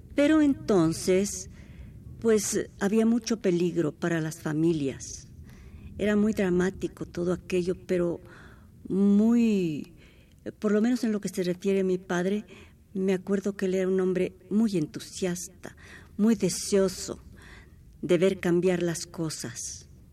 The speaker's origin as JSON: {"language": "Spanish", "region": "Mexico City", "country": "Mexico", "tie": "born or raised there", "said": "Nacimos en Coyoacán."}